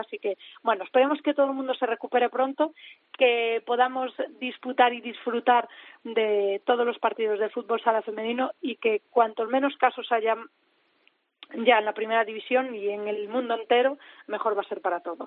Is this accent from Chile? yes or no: no; Galicia, Spain; now in Madrid, Spain; yo soy gallega